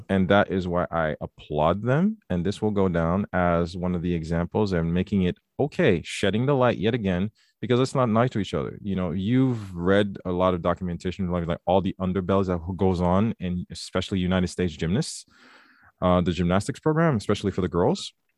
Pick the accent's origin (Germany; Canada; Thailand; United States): Canada; Quebec; also born or lived in Haiti; growing up in Quebec